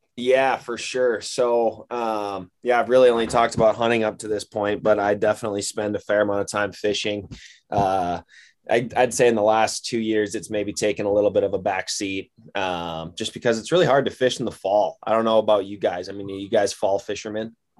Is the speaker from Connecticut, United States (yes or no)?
no; Wisconsin, United States; moved away as an adult; also born or lived in Iowa; now in Missoula, United States; I grew up in Wisconsin.